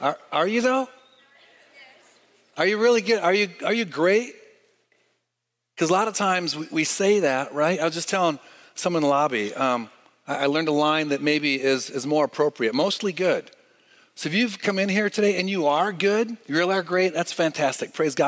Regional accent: Michigan, United States; moved away; I'm from Michigan

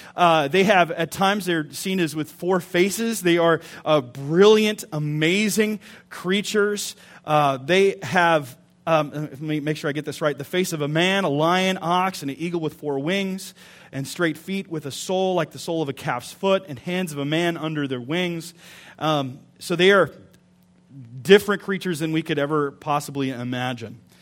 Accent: United States; we're American

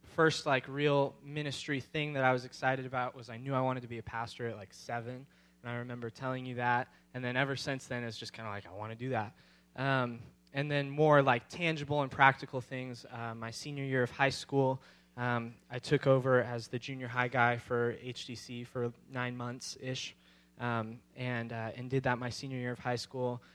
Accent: Victorville, California, United States; I grew up in Victorville, um, for most of my life

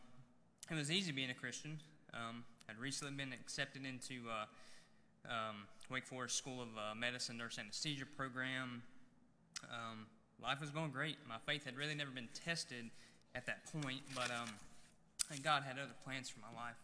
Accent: Alexander County, North Carolina, United States; I was born and raised here in Alexander County

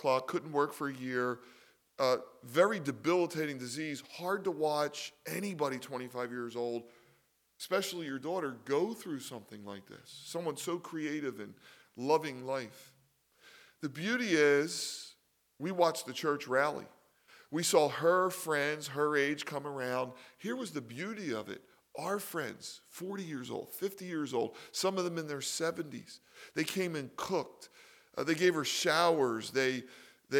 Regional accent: Philadelphia, Pennsylvania, United States; I was raised in Philly

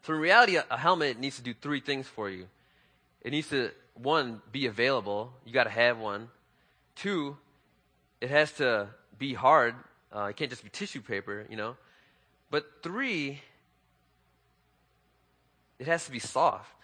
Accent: Chicago, Illinois, United States; I was born and raised in Chicago

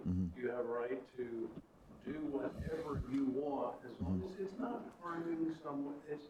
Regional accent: United States; Just because we're American

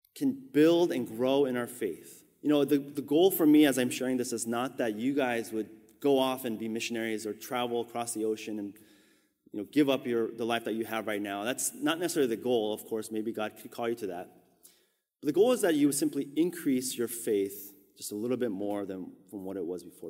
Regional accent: Southern California, United States; moved away as an adult; also born or lived in Korea / Orange County; now in New York, United States; I had basically been raised my whole life after we immigrated from Korea for the last thirty-six years in Southern California

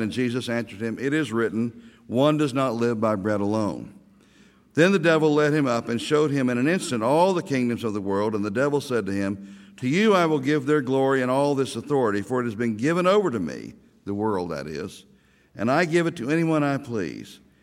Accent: Ardmore, Oklahoma, United States; I am a native Okie. I'm from Ardmore and lived there till I was fifteen and then moved to Oklahoma City

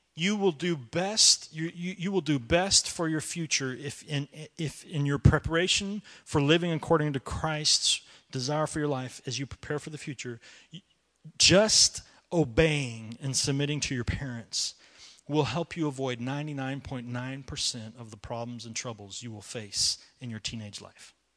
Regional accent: United States; I love to be an American

